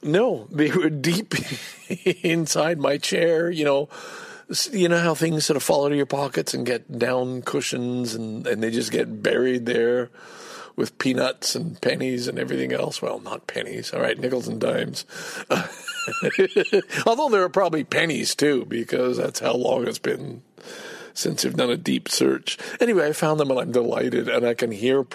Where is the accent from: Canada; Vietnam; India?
Canada; I'm Canadian-born. I'm a Canadian